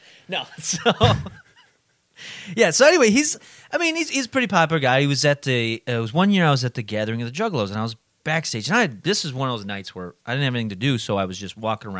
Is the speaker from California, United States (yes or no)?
no; New Jersey, United States; I came from New Jersey.